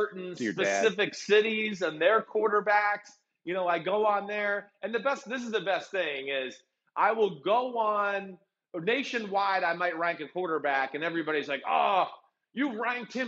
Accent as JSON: {"language": "English", "region": "New Jersey", "country": "United States", "said": "I'm from New Jersey"}